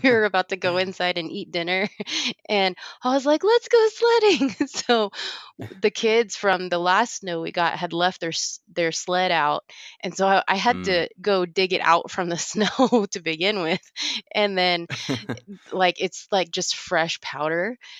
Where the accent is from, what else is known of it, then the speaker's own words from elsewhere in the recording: Dallas, Texas, United States; moved away; I grew up in Dallas